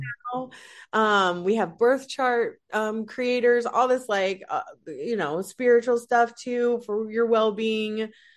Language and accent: English; Salt Lake City, Utah, United States; moved away as an adult; now in Los Angeles, United States; originally from Salt Lake City, Utah